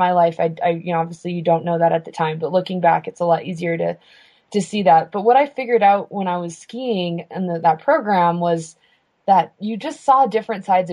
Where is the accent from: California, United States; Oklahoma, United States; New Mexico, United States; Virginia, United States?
New Mexico, United States; Santa Fe; I was born in Santa Fe, New Mexico. I'm a fifth generation New Mexican.